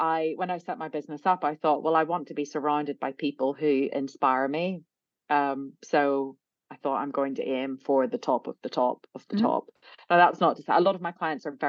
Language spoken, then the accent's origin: English; Belfast, Northern Ireland, United Kingdom; moved away; I grew up in Belfast in a sort of pretty middle of the road, middle class family background